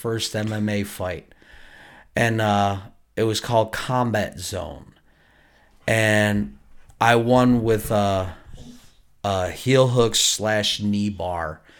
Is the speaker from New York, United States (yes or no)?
yes; Buffalo, New York, United States; I was from Buffalo, New York